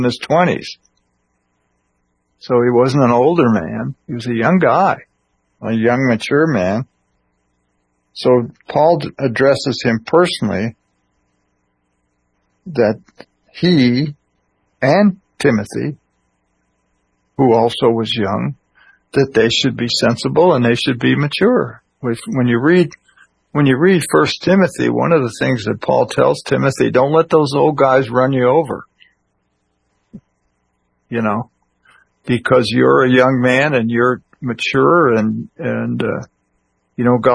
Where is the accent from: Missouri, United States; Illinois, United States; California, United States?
Illinois, United States; when I was a kid growing up in Illinois